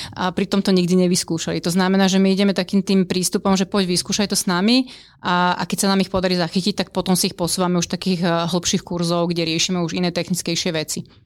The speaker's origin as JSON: {"language": "Slovak", "town": "Bratislava", "region": "Bratislava Region", "country": "Slovakia", "said": "ja som z Bratislavy"}